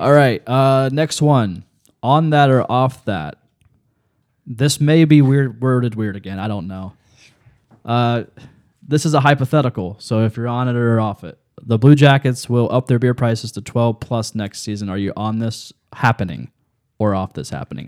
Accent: Lancaster, Ohio, United States; I grew up on the Fairfield County Fair in Lancaster

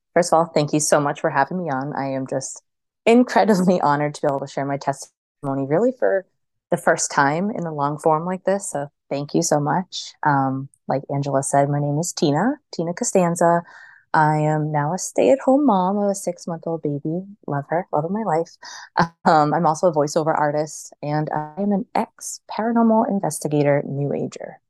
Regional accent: right outside of Boston, Massachusetts, United States; I grew up like right outside of Boston

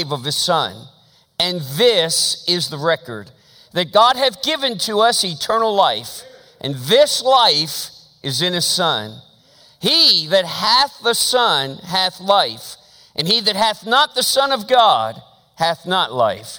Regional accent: Philadelphia, Pennsylvania, United States; born or raised there

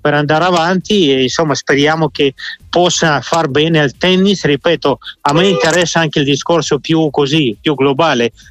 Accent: Moscow, Russia; moved away; nella mia stessa città di Mosca

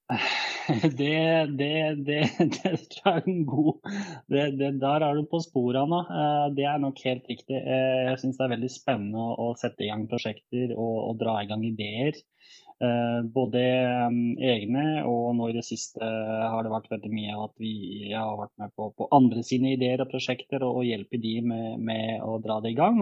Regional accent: Bosnia & Herzegovina; also born or lived in Norway; now in Nesbyen, Norway; jeg kom jo fra, opprinnelig fra Bosnia, og familien eh, flytta til Norge i 2000.

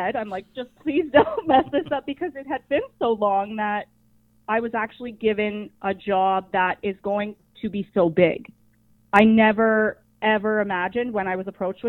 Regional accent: Ops Township, Ontario, Canada; now in Downeyville, Canada; I'm originally from Ops Township

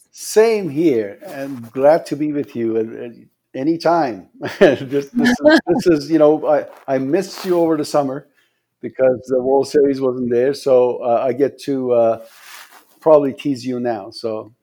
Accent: Tehran, Tehran Province, Iran; English is a second language; moved away as an adult; also born or lived in Iranian Azerbaijan / Portland, Oregon; now in Las Vegas, United States; I was born in the southern Azerbaijan. That's northern part of Iran, and then uh, moved to the capital of uh, Iran, that's Tehran, when I was six years old, uh, and then moved to Portland, Oregon, when I was 18 years old

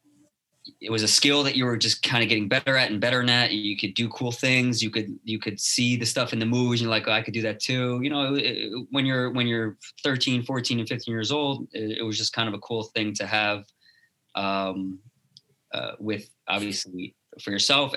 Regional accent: Teaneck, New Jersey, United States; I grew up in Teaneck, New Jersey

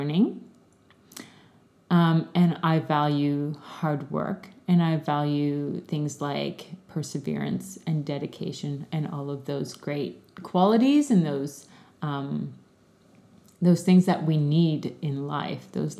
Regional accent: Canada; moved away as an adult; I grew up in Canada, did my studies in Canada, and started teaching there

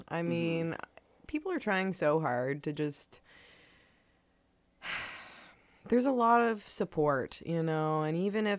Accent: Truro, Nova Scotia, Canada; I'm originally from Truro, and I'm living there now, and I commute all over the place.

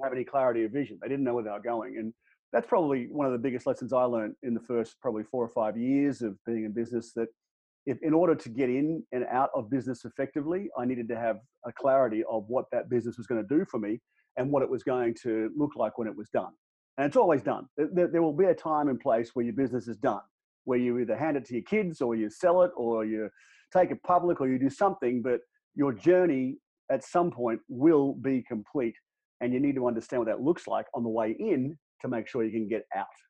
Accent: Australia; moved away as an adult; now in United States; We moved across from Australia uh, back in 2008

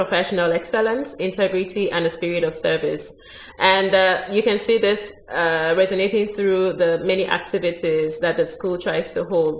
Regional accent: Nigeria; moved away as an adult; also born or lived in Barcelona; I'm Nigerian, lived in Nigeria for a long time.

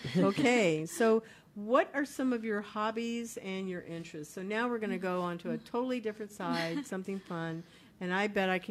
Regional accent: Kansas, United States; I was born in Kansas

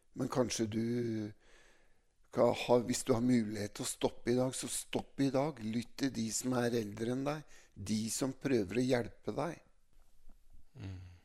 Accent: Mjøndalen, Buskerud, Norway; jeg er oppvokst da midt i Mjøndalen sentrum

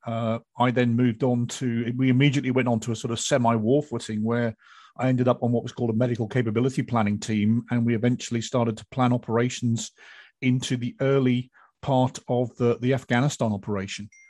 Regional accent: United Kingdom; for us Brits

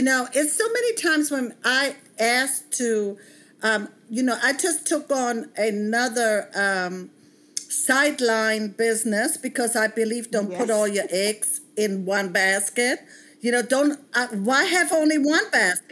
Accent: Bavaria, Germany; moved away as an adult; now in United States; I grew up monoracial in Germany, in Bavaria

